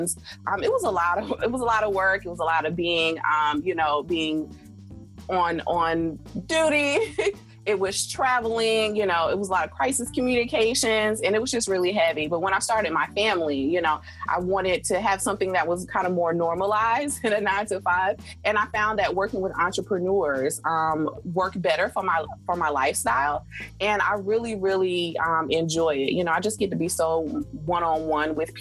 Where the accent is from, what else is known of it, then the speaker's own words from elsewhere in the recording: South Carolina, United States; moved away; I'm from South Carolina originally